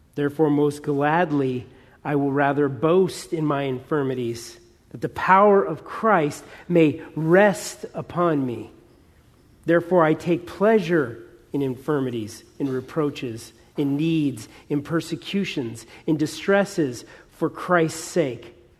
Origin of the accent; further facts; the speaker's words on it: Southern California, United States; Dan and I, we're from Southern California. We know something about fires. You know, we have fires every few years here